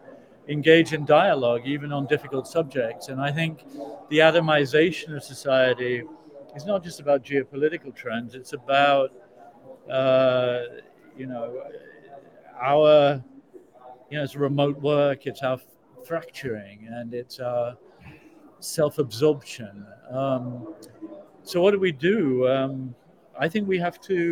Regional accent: South Africa; also born or lived in United Kingdom; now in United States; I come from South Africa. I mean, I spent my entire childhood and adolescence listening to my relatives

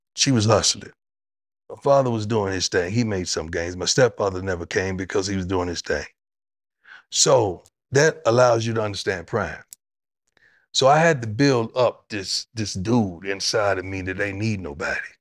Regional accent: Florida, United States; moved away as an adult; now in Texas, United States; I grew up in Florida and live in Texas

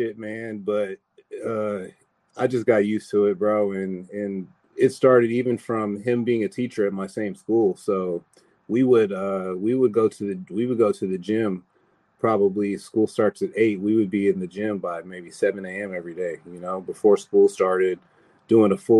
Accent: San Bernardino, California, United States; I'm from the Inland Empire, grew up in the San Bernardino area

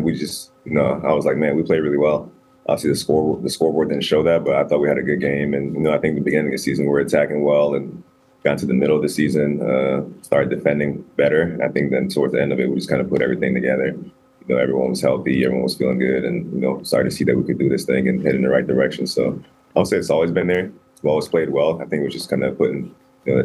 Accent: Cleveland, Ohio, United States; as a black player, you know, growing up in Cleveland

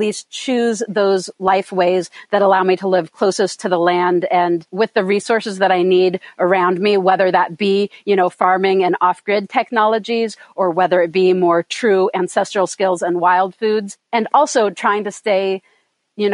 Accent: Sierra Nevada foothills, Eastern California, United States; moved away as an adult; also born or lived in Oakland, California / northern Ontario / upstate New York / Vermont; when I was still an infant, they moved us to the foothills of the Sierra Nevada Mountains in Eastern California, up, right backed up on the mountains that make up the eastern border of California and Nevada. So I was raised up there

